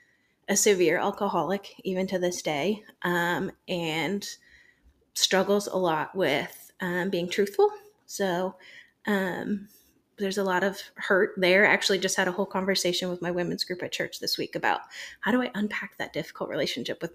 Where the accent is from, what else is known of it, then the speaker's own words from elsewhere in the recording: Michigan, United States; moved away; I'm originally from Michigan